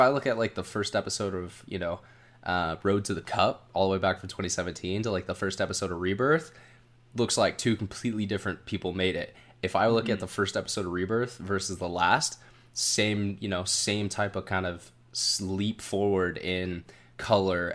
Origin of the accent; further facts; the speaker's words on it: Sacramento, California, United States; I grew up in the Sacramento area